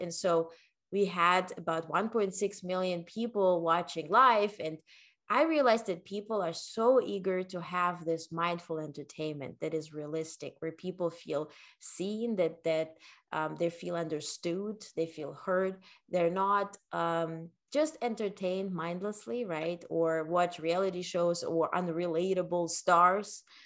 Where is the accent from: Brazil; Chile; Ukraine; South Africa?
Ukraine; English is a second language; also born or lived in Netherlands / North Carolina / New York; now in United States; I was born in the Ukraine